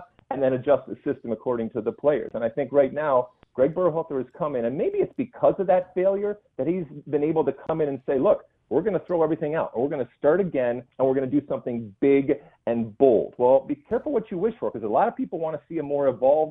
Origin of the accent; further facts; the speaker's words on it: Michigan, United States; moved away as an adult; I grew up in Michigan